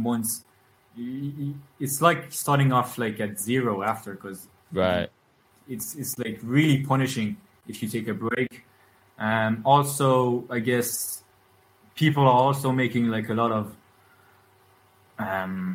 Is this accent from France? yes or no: yes; France; my father's from originally from Ireland, but my mother's French and I grew up in France, but at home we speak English, so that's how I got my English